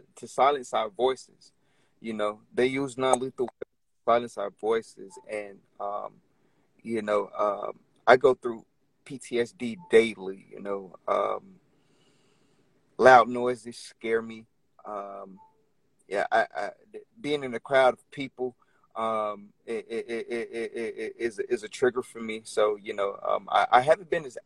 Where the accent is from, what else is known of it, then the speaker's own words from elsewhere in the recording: Orlando, Florida, United States; moved away as an adult; now in Richmond, United States; I'm originally from Orlando, Florida